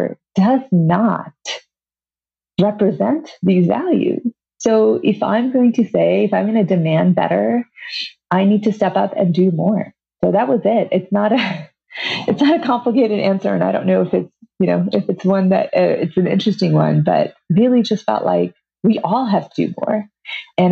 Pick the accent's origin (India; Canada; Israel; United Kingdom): India; now in Glen Rock, United States; I grew up, I was born in India, the very traditional patriarchal society